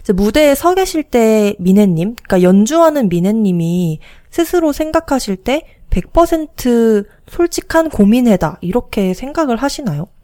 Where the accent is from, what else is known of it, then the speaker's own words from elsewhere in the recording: Jeju, South Korea; 저희가 나고 자란 제주